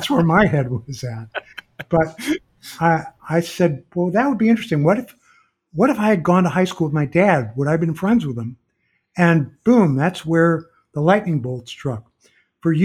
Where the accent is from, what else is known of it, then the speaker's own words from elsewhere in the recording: St. Louis, Missouri, United States; moved away; I went back to my hometown of St. Louis